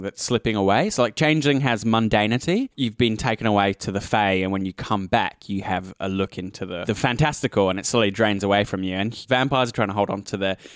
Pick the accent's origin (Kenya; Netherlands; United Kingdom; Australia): United Kingdom; me as a British person